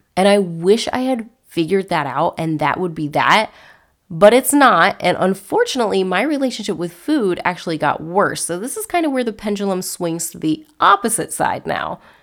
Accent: Cocoa Beach, Florida, United States; also born or lived in North Carolina / Savannah, Georgia; I was born and raised in Florida, in the Cocoa Beach area

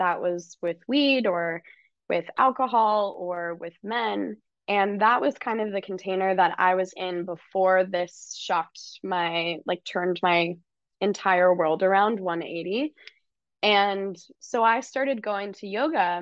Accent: California, United States; I grew up in California

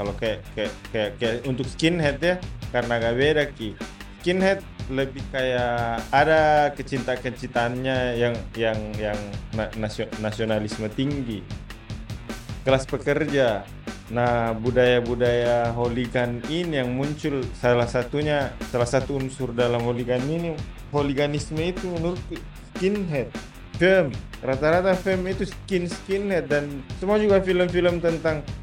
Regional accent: Bekasi, West Java, Indonesia; Luar negeri, saya Bekasi kalau di Jabodetabek.

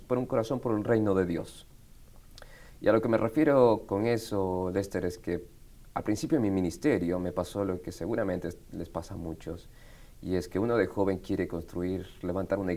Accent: Buenos Aires, Argentina; also born or lived in Quito, Ecuador; now in Marietta, United States; nací en Quito, Ecuador. Quito, Ecuador. Quito, Ecuador. A los 10 años mis padres viajan a Argentina como misioneros y así es como crezco en Buenos Aires, Argentina.

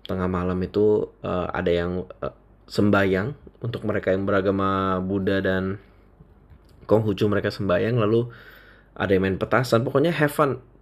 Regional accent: Indonesia; Jadi setiap kali mereka nanya aku, uh, lu orang mana gitu, aku selalu jawab mereka, aku orang Indonesia.

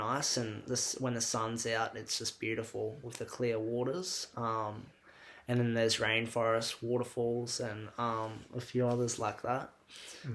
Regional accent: Cairns, Queensland, Australia; moved away as an adult; now in Melbourne, Australia; growing up in Cairns

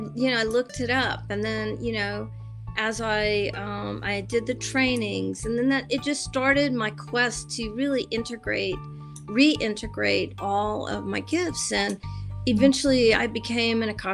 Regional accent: the South, United States; I was raised Catholic in the South

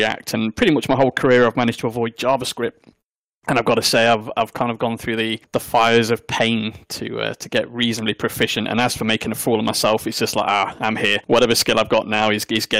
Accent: South Derbyshire, East Midlands, United Kingdom; accent: South Derbyshire; I'm from the Midlands, and my South Derbyshire accent, when I normally go full on native South Derby, it's the same.

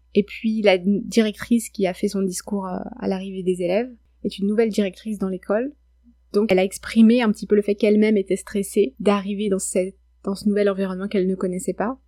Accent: France; accent: French; moved away as an adult; now in Quebec, Canada; mon accent français

